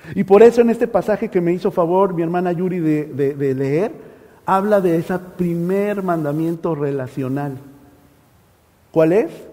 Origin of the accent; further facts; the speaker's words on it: Mexico; moved away; Allá en México hay un dicho, ¿verdad? Eh, en mi país